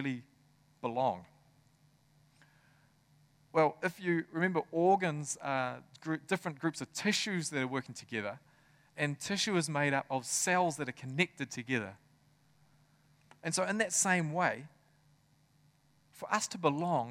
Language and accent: English; Tokoroa, Waikato, New Zealand; I grew up in Tokoroa.